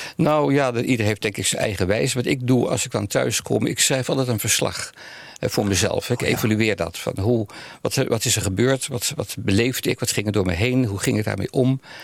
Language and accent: Dutch; Amsterdam, North Holland, Netherlands; also born or lived in The Hague; now in Almere, Netherlands; Ik ben geboren in Nederland, Den Haag. Ja. En daarna heel jong al naar Amsterdam verhuisd